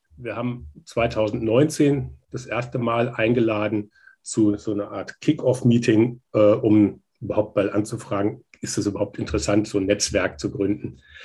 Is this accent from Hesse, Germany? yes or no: yes; North Hesse, Germany; ich bin selber in Nordhessen im ländlichen Raum groß geworden